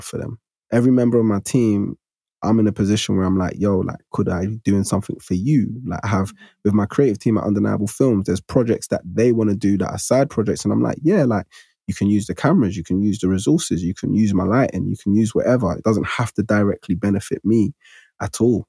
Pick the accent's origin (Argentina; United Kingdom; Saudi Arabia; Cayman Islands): United Kingdom; London; growing up where I grew up in Broccoli at the time, it was deemed as the hood at that time